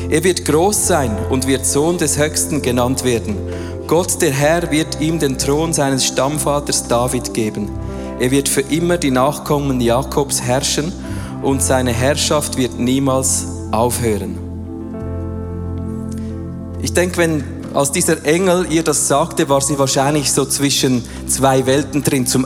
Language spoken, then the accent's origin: German; Switzerland; Wir haben es zum Teil noch gerne, vor allem als Schweizer, wenn alles schön der Reihe nach aufgegliedert ist und wir wissen von Punkt A zu Punkt B, oder?